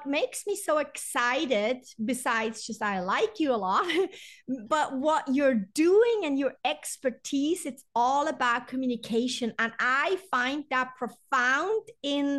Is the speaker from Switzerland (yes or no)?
yes; Switzerland; I'm European too. I'm from Switzerland